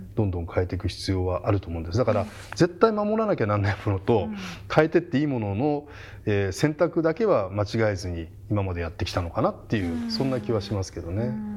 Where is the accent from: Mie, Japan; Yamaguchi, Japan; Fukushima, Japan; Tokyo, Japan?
Tokyo, Japan; Hachioji; 自分だけ僕八王子市なんですけど